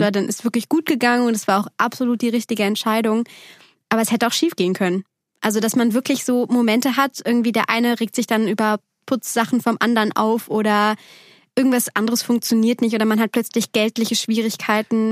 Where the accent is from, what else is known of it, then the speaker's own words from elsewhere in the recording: Bergisches Land, near Cologne, North Rhine-Westphalia, Germany; moved away; Bergischen Land, so, so nennt man